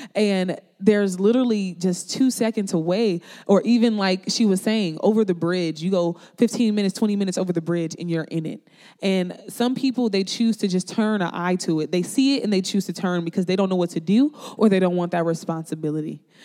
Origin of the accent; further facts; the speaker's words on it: Peoria, Illinois, United States; also born or lived in Chicago, Illinois; I was raised in Peoria, Illinois